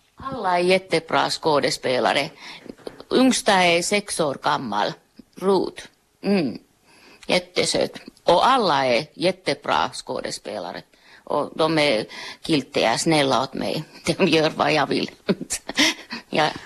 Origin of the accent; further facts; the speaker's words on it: Finland; Jag är finsk